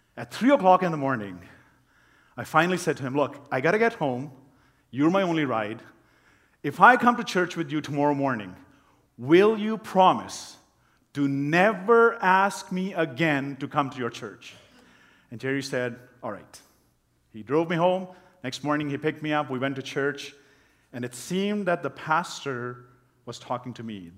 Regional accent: Pakistan; moved away; people that, that I grew up with in Pakistan

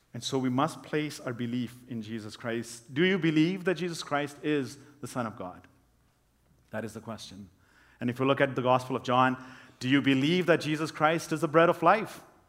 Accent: Pakistan; moved away; people that, that I grew up with in Pakistan

